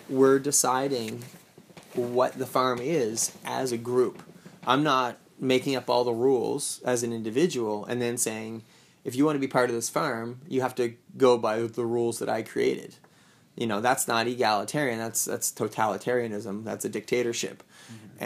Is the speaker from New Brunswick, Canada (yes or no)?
yes; Saint John, New Brunswick, Canada; I'm from St. John. I would like to be close to my family there as well